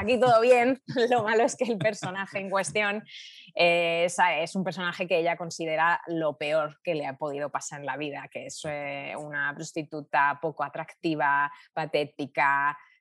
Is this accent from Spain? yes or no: yes; Spain; Y cuando volvieron a España y ya nací yo, eh, yo crecí entre todos sus recuerdos